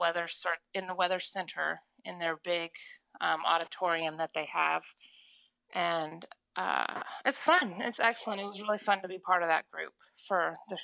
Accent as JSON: {"language": "English", "region": "Oklahoma", "country": "United States", "said": "in Oklahoma."}